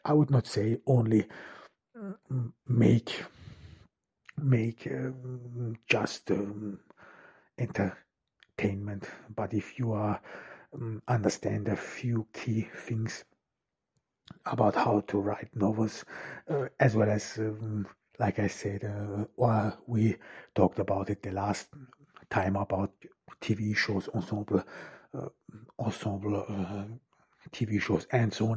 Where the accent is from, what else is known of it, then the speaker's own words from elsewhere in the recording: Ordu, Turkey; I'm here in Turkey, in Ordu, in my hometown